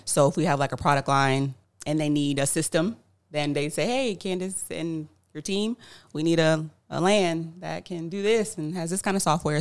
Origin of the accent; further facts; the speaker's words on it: Tampa, Florida, United States; I'm actually from Tampa, Florida, born and raised